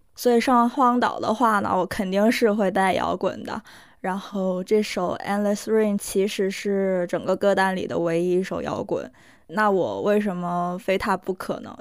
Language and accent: Chinese; Northeast China, China; first language Korean; Chinese is a second language; 我老家确实有非常多的山，然后冬天的时候确实嗯。上面全都是雪